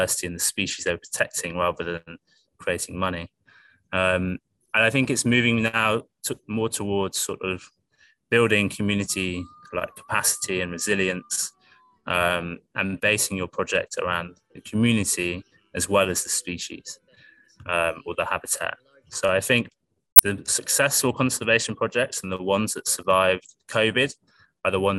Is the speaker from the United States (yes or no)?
no; United Kingdom; I live in I was brought up in a really beautiful place in the UK, full of wildlife by the ocean and beautiful